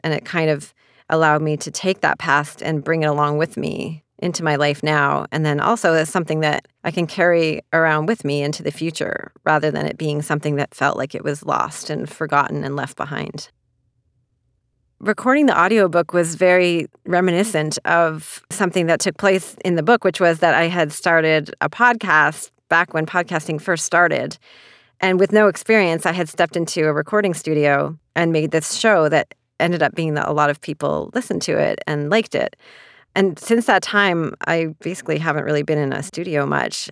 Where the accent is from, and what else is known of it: Canada; moved away as an adult; also born or lived in China; now in New York City, United States